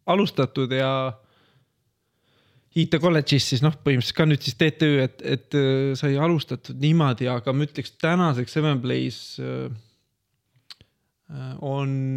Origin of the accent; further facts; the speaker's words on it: Estonia; also born or lived in Finland; ja ma kolisin ära tagasi Eestisse